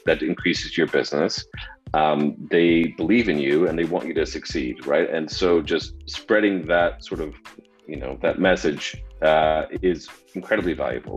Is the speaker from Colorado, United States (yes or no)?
yes; Denver, Colorado, United States; now in Austin, United States; was born and raised in the Denver area uh, in Colorado